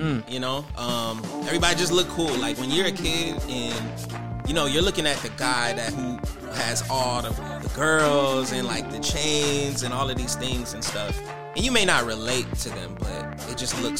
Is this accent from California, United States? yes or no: no; Atlanta, Georgia, United States; I'm from the East Side.